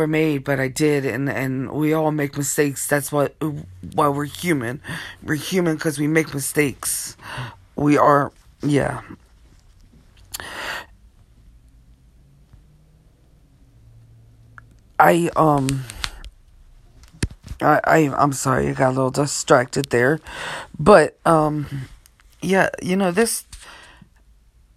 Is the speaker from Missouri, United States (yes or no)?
no; Wilmington, Delaware, United States; also born or lived in Portland, Maine; We live in Wilmington, Delaware, but now we do. And I was raised here in Delaware.